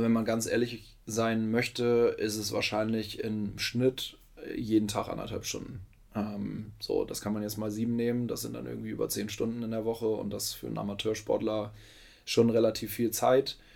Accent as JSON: {"language": "German", "region": "Lower Saxony", "country": "Germany", "tie": "born or raised there", "moved": "as an adult", "lives_now": "Hamburg, Germany", "said": "Ich bin gebürtiger Niedersachse, in Pferden groß geworden. Pferden ist 10, 12 Minuten von Bremen entfernt."}